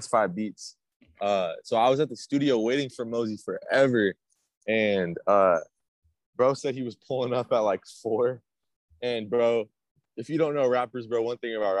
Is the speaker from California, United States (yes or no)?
no; small town north of Seattle, Washington, United States; I was raised in a small town north of Seattle, 45 minutes. Lived in Seattle pretty much my whole life, Seattle area pretty much my whole life.